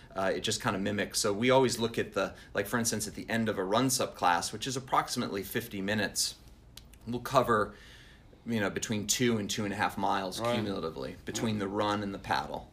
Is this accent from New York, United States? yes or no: yes; Long Island, New York, United States; moved away as an adult; I'm originally from north the Northeast, so I grew up in New York